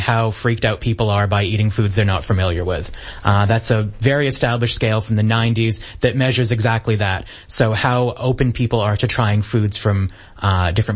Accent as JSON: {"language": "English", "region": "Maine", "country": "United States", "moved": "yes", "said": "I'm originally from Maine in the United States"}